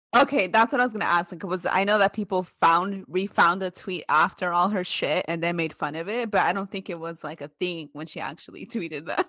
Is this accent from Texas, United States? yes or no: no; Oakland, California, United States; moved away; also born or lived in Central Valley, California; I moved from Oakland to the Central Valley of California